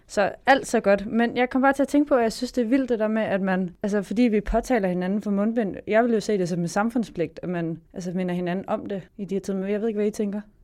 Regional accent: Varde, Southern Denmark, Denmark; jeg kommer fra Varde

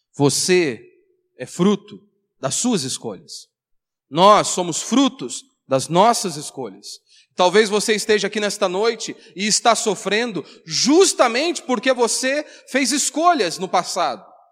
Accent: Brazil; nós nascemos no Brasil.

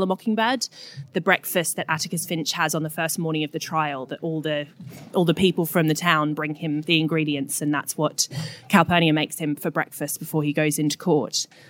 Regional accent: Australia; now in London, United Kingdom; I was feeling particularly lonely and homesick in London. I moved over from Australia in 2009, so I'd been here about 5 years.

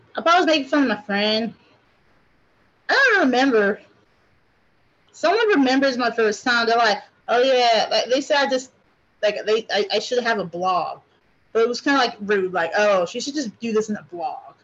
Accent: Japan; also born or lived in Hawaii, United States; now in United States; I grew up in Japan. I went to school there

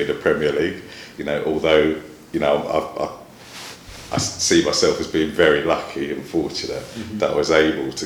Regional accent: London, United Kingdom; I grew up in East London

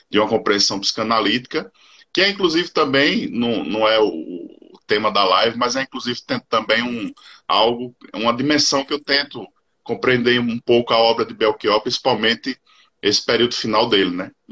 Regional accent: Paraíba, Brazil; Sou, sou paraibano. Sou é, paraibano.

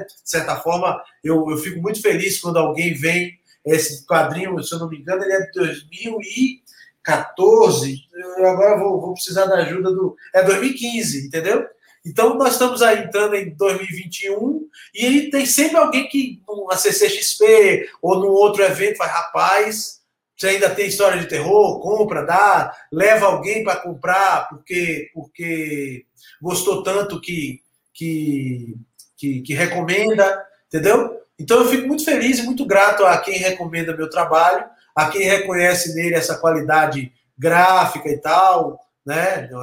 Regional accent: Santos, São Paulo, Brazil; accent: Bahian; also born or lived in Salvador, Bahia; now in São Paulo, Brazil; Minha infância foi no Gonzaga, em Santos

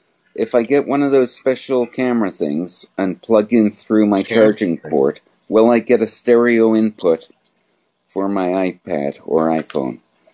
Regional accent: United Kingdom; I'm British.

